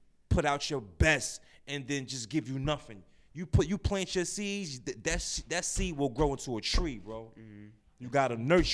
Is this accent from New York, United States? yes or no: yes; New York City, New York, United States; I'm from Brownsville, man. Born and raised in Brownsville.